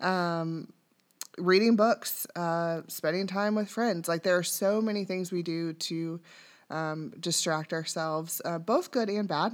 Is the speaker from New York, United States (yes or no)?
no; Dayton, Ohio, United States; I was born and raised in Dayton.